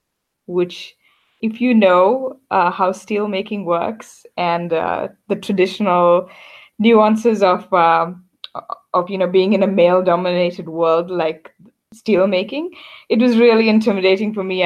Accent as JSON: {"language": "English", "country": "South Africa", "tie": "born or raised there", "also_born_or_lived": "New York / London", "moved": "yes", "said": "I'm fifth generation South African. I think a lot of people are curious about my background. So I have Indian ancestry, but I was born in South Africa and grew up there."}